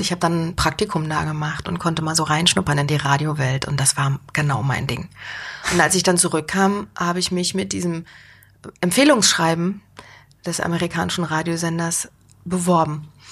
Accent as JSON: {"language": "German", "region": "Berlin", "country": "Germany", "moved": "as an adult", "lives_now": "Mainz, Germany", "said": "ich komme ja aus Berlin und Berlin ist ja groß, laut, dreckig"}